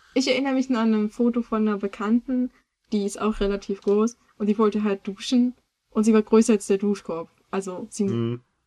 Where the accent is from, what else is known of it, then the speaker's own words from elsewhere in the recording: Germany; als Deutscher